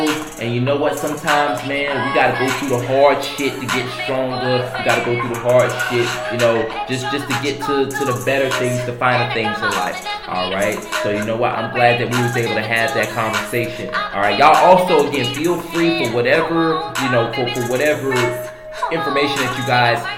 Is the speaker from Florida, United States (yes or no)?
yes; Fort Myers, Florida, United States; moved away; I'm gonna be going back to my city, Fort Myers